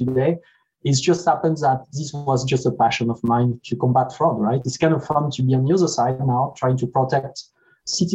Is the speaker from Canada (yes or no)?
no; France; born or raised there; moved away as an adult; now in United States